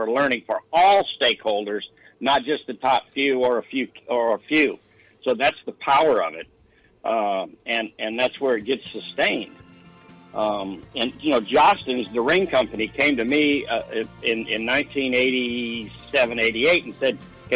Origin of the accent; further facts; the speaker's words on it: Sacramento, California, United States; moved away; also born or lived in Denver; I was born in Denver and I grew up in Sacramento